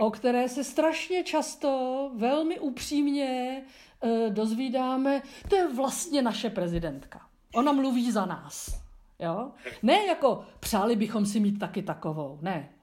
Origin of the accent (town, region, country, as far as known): Czechia